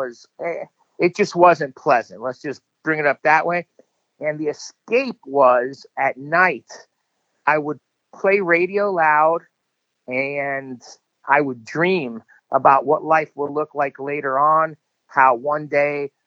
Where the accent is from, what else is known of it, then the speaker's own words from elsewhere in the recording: Miami, Florida, United States; we grew up in Miami, Florida, in a pretty rough neighborhood.